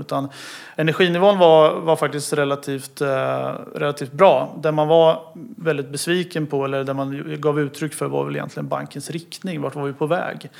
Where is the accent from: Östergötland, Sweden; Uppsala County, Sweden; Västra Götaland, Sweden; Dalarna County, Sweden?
Östergötland, Sweden; Motala; jag är född och uppvuxen i Motala